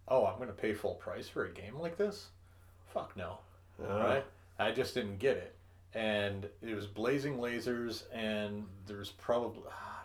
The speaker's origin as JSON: {"language": "English", "region": "Minnesota", "country": "United States", "said": "We're white guys from Minnesota."}